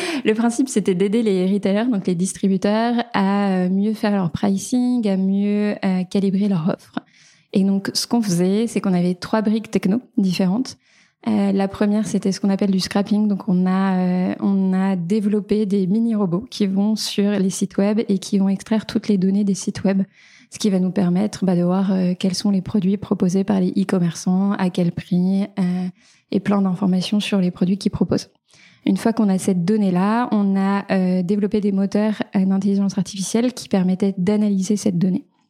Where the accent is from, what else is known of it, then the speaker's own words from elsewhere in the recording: small village near Beaujolais, Auvergne-Rhône-Alpes, France; moved away as an adult; also born or lived in Paris; now in Nantes, France; moi je viens d'un petit village euh, près du Beaujolais. J'ai grandi dans une famille d'agriculteurs